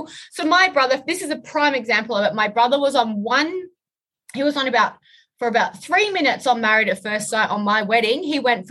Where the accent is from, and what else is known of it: Australia